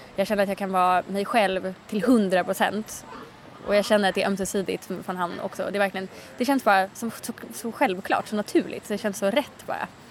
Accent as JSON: {"language": "Swedish", "country": "Sweden", "moved": "as an adult", "said": "min familj och mina vänner hemma i Sverige."}